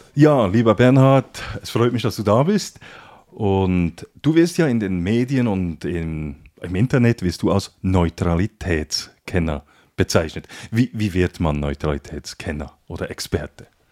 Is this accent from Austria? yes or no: no; Switzerland; da sind wir Schweizer